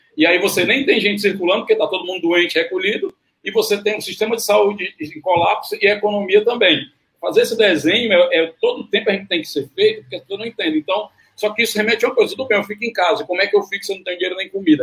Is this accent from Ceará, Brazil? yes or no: yes; Fortaleza, Ceará, Brazil; eu sou de Fortaleza